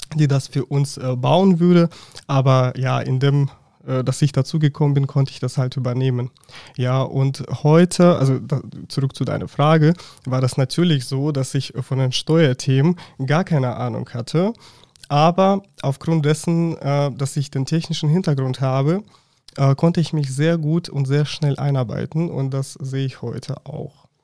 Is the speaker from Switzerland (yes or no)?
no; Russia; German is a second language; moved away as an adult; now in Germany; ich komme ursprünglich aus Russland und bin bereits seit neun Jahren in Deutschland